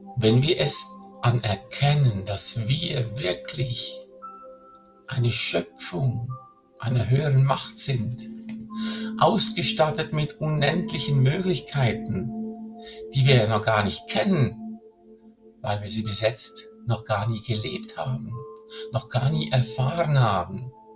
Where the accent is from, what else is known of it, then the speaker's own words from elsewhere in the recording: Switzerland; hier bei uns in der Schweiz